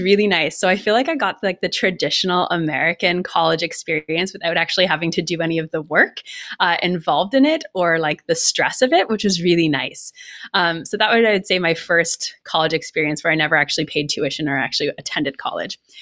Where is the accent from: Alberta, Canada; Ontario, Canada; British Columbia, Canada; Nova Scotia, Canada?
Ontario, Canada; Ottawa; moved away as an adult; also born or lived in Los Angeles / Colorado; I'm from Canada originally. I'm from Ottawa, and I moved from Ottawa to, uh, Los Angeles when I was ni-, when I was nineteen years old